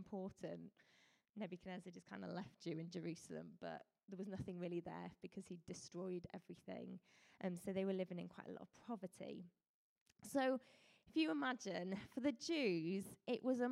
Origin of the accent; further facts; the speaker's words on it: Colwyn Bay, Wales, United Kingdom; also born or lived in Leicester; I grew up in Colwyn Bay.